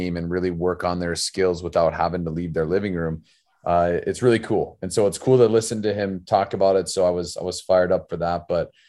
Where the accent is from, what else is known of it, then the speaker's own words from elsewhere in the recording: Arizona, United States; now in Minnesota, United States; now that I live in Minnesota, I'm originally from Arizona